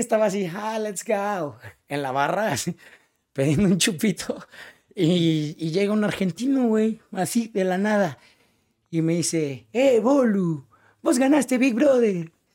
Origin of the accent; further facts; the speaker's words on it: Cuautitlán Izcalli, State of Mexico, Mexico; Yo, yo soy de Iscali, que significa tu casa entre los árboles